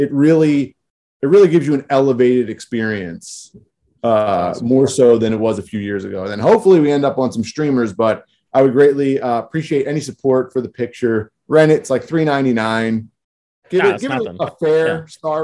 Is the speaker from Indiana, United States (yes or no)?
no; Philadelphia, Pennsylvania, United States; I'm from South Philadelphia.